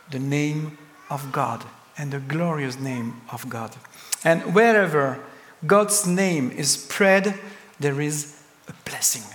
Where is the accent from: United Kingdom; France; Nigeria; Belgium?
France; English is a second language; I come from France, the country of the best cheese